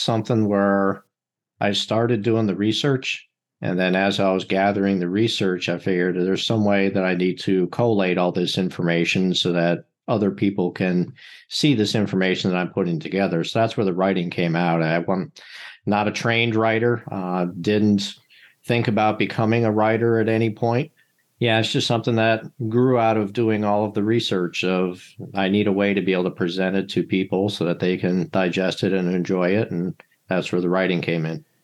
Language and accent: English; Buffalo, New York, United States; now in Philadelphia, United States; I was born in Buffalo, just outside Buffalo, New York